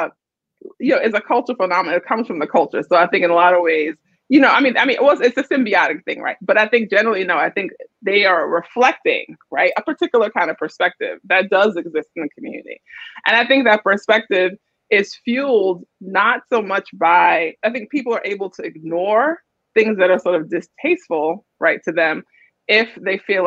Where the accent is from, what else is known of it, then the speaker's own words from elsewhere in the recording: New York City, New York, United States; I grew up in Brooklyn in a single parent household